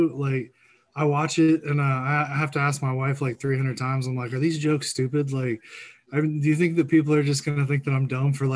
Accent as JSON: {"language": "English", "town": "Houston", "region": "Texas", "country": "United States", "moved": "yes", "lives_now": "Indiana, United States", "said": "I actually live in Indiana. I'm originally from Houston"}